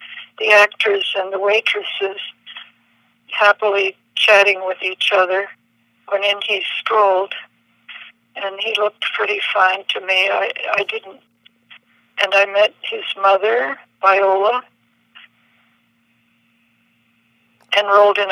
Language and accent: English; Montreal, Quebec, Canada; moved away as an adult; also born or lived in Chicago / New York; I'm Montrealer. I came to Chicago